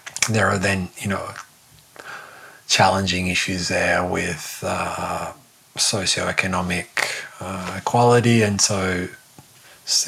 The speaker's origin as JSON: {"language": "English", "country": "Australia", "said": "I'm Australian"}